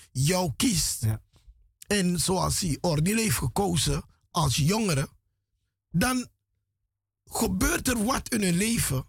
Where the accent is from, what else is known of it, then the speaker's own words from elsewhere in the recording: Paramaribo, Paramaribo District, Suriname; moved away; ik ben grootgebracht in Paramaribo, in de straten van Paramaribo.